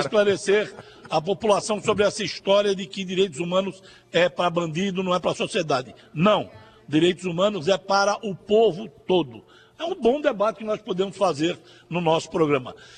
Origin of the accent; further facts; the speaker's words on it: Paraíba, Brazil; nós que somos da Paraíba